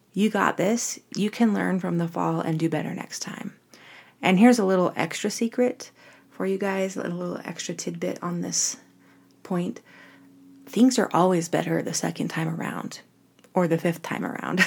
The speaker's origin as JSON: {"language": "English", "town": "Orem", "region": "Utah", "country": "United States", "said": "I'm from Orem, Utah, which is really a suburban area, college town"}